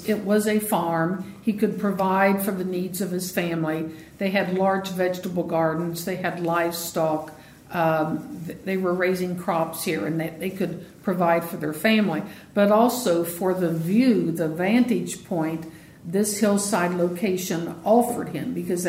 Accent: Ripley, Ohio, United States; I grew up in Ripley

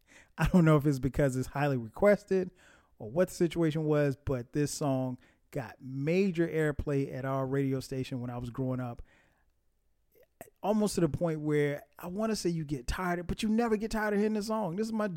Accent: Florence, South Carolina, United States; my hometown of Florence, South Carolina

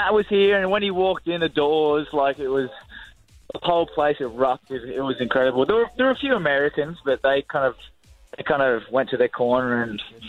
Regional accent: Central Coast of New South Wales, Australia; we grew up on the Central Coast of New South Wales

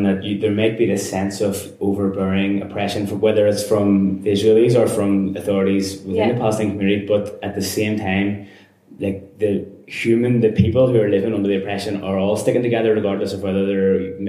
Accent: Belfast, Northern Ireland, United Kingdom; the checkpoint that we had at the start of the street getting into the city centre up until the 90s in Belfast.

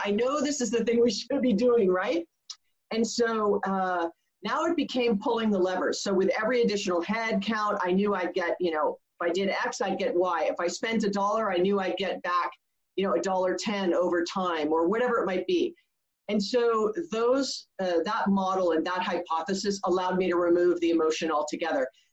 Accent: Hawaii, United States; moved away as an adult; I was born and raised in Hawaii. Um, I didn't leave until I was almost 30.

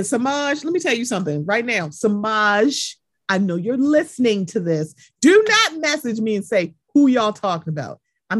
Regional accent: Baltimore, Maryland, United States; I'm from Baltimore. I'm used to walking.

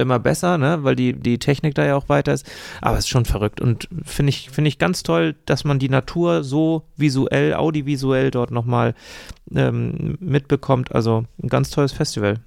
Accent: Eckernförde, Schleswig-Holstein, Germany; hier bei uns in Eckernförde

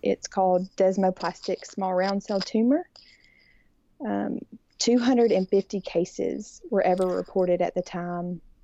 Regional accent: Birmingham, Alabama, United States; I grew up in Birmingham and born and raised here, and so I'm definitely that sugary, sweet Alabama girl

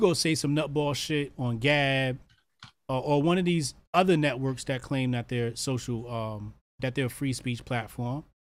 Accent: Arkansas, United States; I'm from Arkansas. Ain't no Ukrainians never called me cracker.

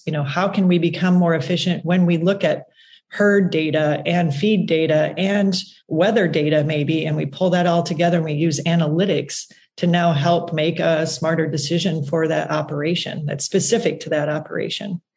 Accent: South Dakota, United States; I come from South Dakota, so kind of the middle of agriculture, right? And uh, grew up there

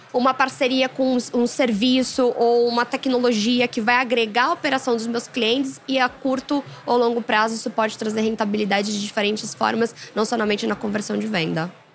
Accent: Brazil; a gente é brasileiro

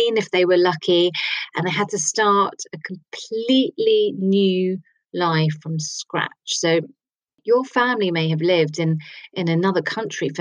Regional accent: Kent, South East England, United Kingdom; I was born, and I grew up in Kent

